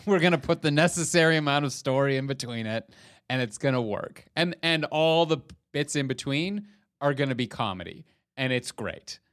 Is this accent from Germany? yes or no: no; Canada